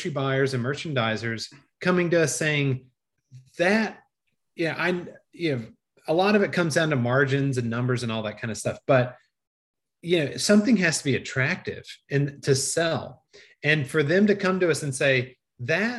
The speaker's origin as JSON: {"language": "English", "town": "Greensboro", "region": "North Carolina", "country": "United States", "also_born_or_lived": "Sarasota, Florida", "said": "my wife and I moved back to Greensboro. I'm from Greensboro"}